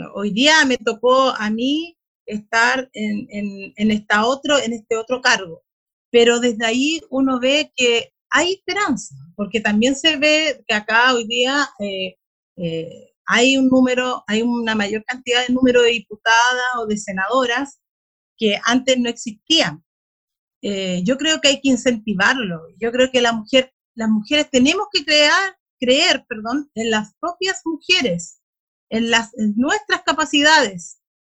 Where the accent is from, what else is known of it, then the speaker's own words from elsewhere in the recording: Bulnes, Ñuble, Chile; yo soy de Bulnes, de una comuna rural también de la región